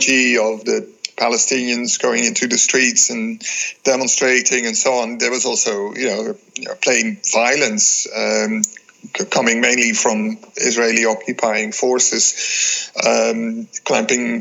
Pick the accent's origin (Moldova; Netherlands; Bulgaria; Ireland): Netherlands; I was born in the Netherlands, went to school in the Netherlands